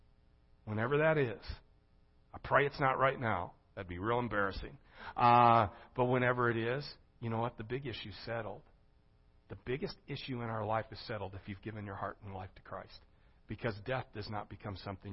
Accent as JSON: {"language": "English", "town": "Gering", "region": "Nebraska", "country": "United States", "tie": "born or raised there", "moved": "yes", "lives_now": "Springfield, Missouri, United States", "said": "When I grew up in Gearing, Nebraska"}